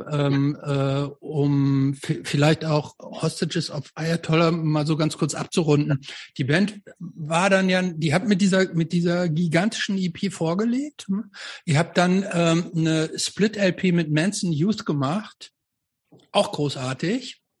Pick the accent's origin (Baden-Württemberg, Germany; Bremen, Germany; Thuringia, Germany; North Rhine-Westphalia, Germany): North Rhine-Westphalia, Germany; Hamm; Nee, ich bin nicht Dortmunder, aber ich bin, ich bin, ich komme aus Hamm.